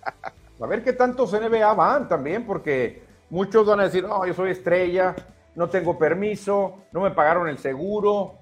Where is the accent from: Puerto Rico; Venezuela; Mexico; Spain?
Mexico; Como buen mexicano, los mexicanos somos callejeros